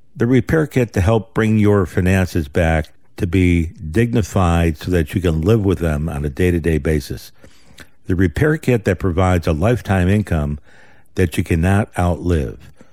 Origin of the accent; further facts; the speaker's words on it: United States; We're Americans